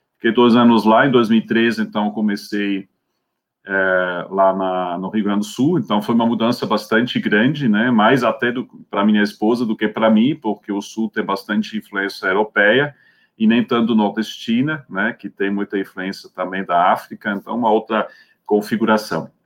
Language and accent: Portuguese; Switzerland; Portuguese is a second language; moved away as an adult; also born or lived in Scotland; now in Brazil; Eu é, sou suíço, então, de origem, né? Nasci lá em 1967, depois é, fiz os meus, meus estudos né, de teologia